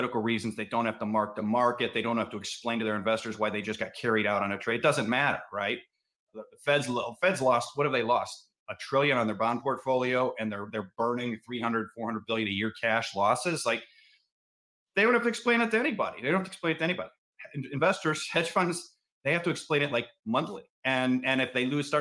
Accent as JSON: {"language": "English", "town": "Cleveland", "region": "Ohio", "country": "United States", "said": "I'm from Cleveland"}